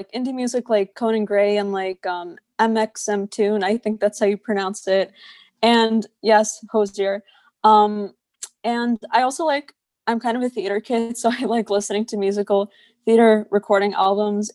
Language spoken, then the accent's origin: English; New York City, New York, United States; I grew up in Staten Island, which is a borough in New York City